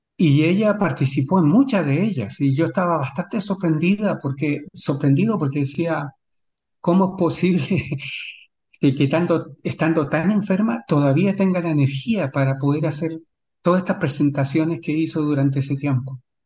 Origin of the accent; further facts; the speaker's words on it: Chile; now in Sydney, Australia; como chileno